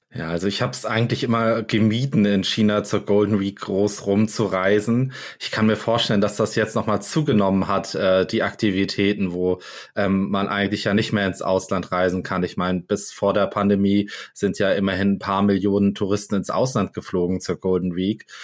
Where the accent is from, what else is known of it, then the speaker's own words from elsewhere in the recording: Germany; bei uns in Deutschland